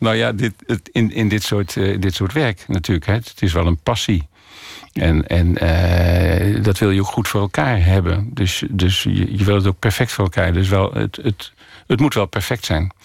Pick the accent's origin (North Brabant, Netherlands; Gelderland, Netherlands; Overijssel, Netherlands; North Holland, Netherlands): Overijssel, Netherlands; Ommen; also born or lived in Africa; now in Borne, Netherlands; ik kom uit Ommen, dus ik wilde wel graag in die hoek van Nederland zitten, dus in Oost-Nederland.